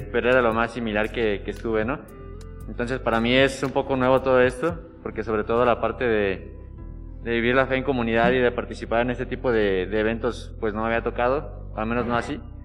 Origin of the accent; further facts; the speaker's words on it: Irapuato, Guanajuato, Mexico; cerca de Irapuato, de donde yo soy